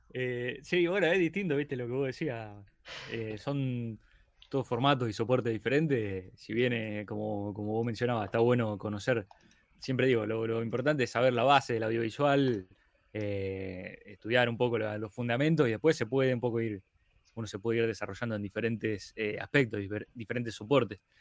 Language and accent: Spanish; Rosario, Santa Fe, Argentina; soy de Rosario, Argentina